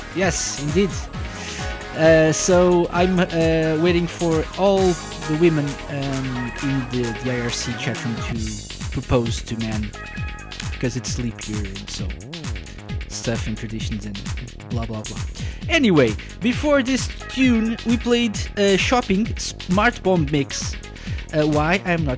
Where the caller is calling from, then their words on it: Portugal; I'm …, I'm live from Portugal